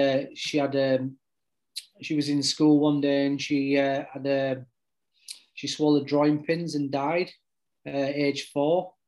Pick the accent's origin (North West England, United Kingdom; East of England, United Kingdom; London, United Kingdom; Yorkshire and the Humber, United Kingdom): Yorkshire and the Humber, United Kingdom; I'm very Yorkshire lad.